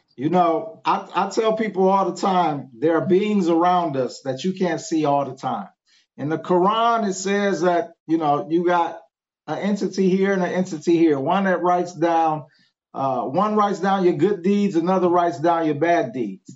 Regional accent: Cleveland, Ohio, United States; moved away as an adult; now in Memphis, United States; I'm actually from Cleveland, Ohio. I just been down here in Memphis maybe about five years. Uh, but born and raised in Cleveland, Ohio.

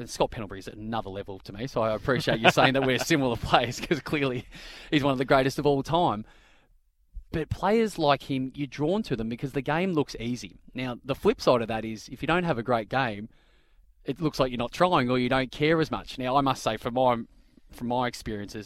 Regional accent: Bendigo, Victoria, Australia; also born or lived in Kew, Victoria; I grew up in the outskirts of Bendigo.

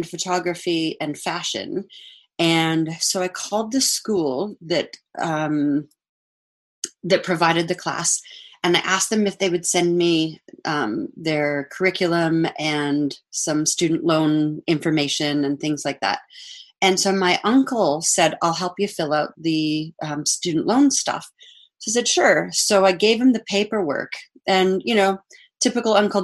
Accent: Saskatchewan, Canada; also born or lived in Australia; I was born in Saskatchewan

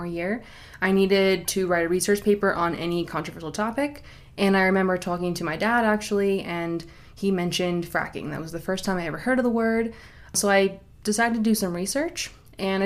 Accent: New York, United States; moved away as an adult; now in Arizona, United States; I'm originally from New York, and I have a bachelor's degree in geology from SUNY New Paltz.

